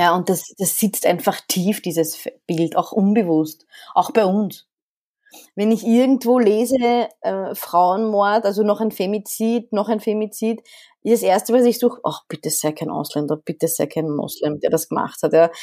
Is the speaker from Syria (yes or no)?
no; Vienna, Austria; also born or lived in Alexandria, Egypt; ich bin noch, ich glaube, kulturell sehr ägyptisch geprägt, in Wien mhm. aufgewachsen.